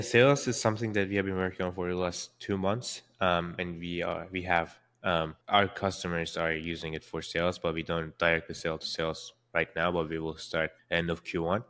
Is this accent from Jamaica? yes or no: no; Istanbul, Turkey; born or raised there; now in San Francisco, United States